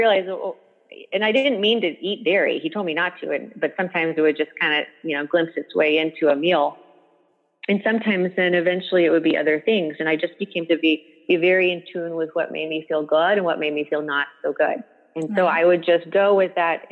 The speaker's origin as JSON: {"language": "English", "town": "Dallas", "region": "Texas", "country": "United States", "tie": "born or raised there", "said": "I got back to my hometown of Dallas"}